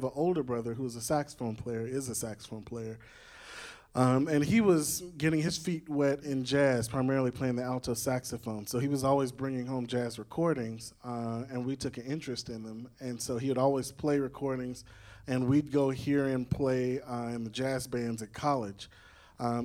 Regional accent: Nashville, Tennessee, United States; So I grew up here in Nashville.

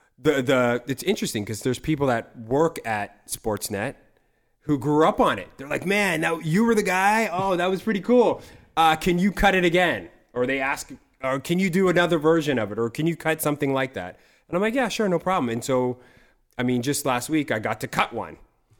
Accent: Toronto, Ontario, Canada; I'm a Toronto boy.

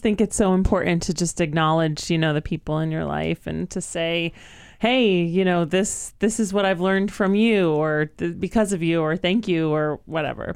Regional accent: Western Mass, Massachusetts, United States; born or raised there

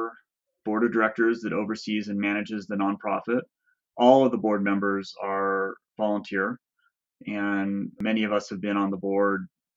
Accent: Orange, California, United States; moved away as an adult; also born or lived in Davis, California / Mammoth Lakes, California; now in Crowley Lake, United States; I grew up in Southern California in Orange

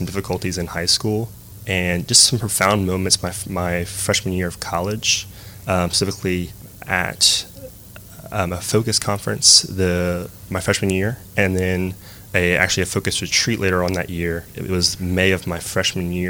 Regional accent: Lafayette, Louisiana, United States; I grew up here in Lafayette. Went to Lafayette High School

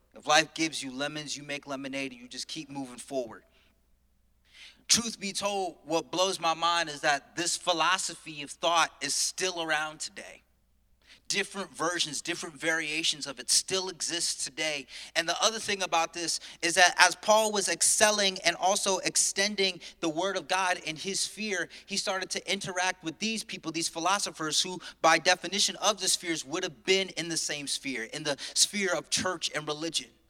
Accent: Connecticut, United States; now in New York, United States; I'm originally from Connecticut

